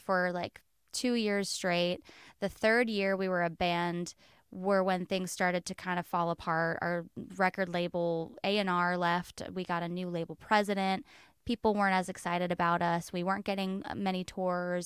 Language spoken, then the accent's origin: English; West Palm Beach, Florida, United States; I grew up in West Palm Beach, Florida.